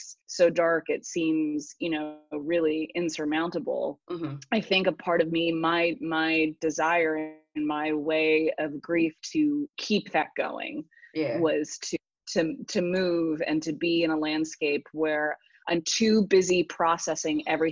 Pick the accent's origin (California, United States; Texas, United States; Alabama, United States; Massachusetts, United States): California, United States; Northern; I grew up in Northern California with my mom.